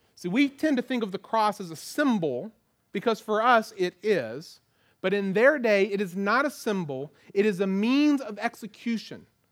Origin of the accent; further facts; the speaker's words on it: United States; as American Christians